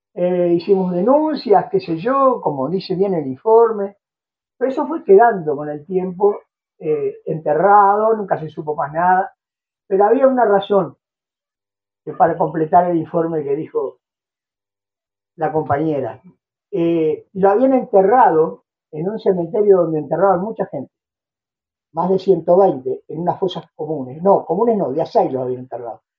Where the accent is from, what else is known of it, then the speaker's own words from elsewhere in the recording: Uruguay; los uruguayos, siendo un país chiquito como este, nos teníamos que ir de este país